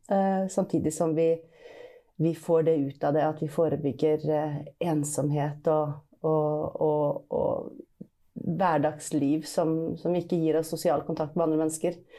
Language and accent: Norwegian; Bergen, Vestland, Norway; Men ellers men... føler jeg eh, meg som bergenser, da, selv om jeg ikke høres sånn ut.